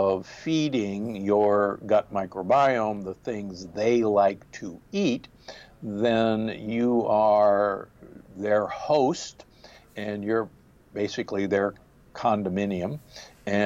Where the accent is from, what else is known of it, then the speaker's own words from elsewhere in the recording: Omaha, Nebraska, United States; also born or lived in Milwaukee, Wisconsin; now in Palm Springs, United States; I grew up in Omaha, Nebraska, and Milwaukee, Wisconsin